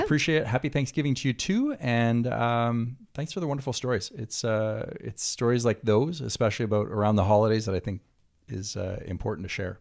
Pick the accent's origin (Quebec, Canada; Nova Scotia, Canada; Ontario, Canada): Quebec, Canada; also born or lived in Santa Monica, California; now in California, United States; growing up in Quebec